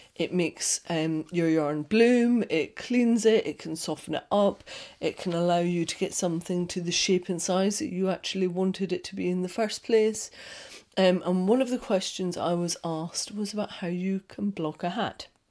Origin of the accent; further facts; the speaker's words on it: Scotland, United Kingdom; I'm Scottish.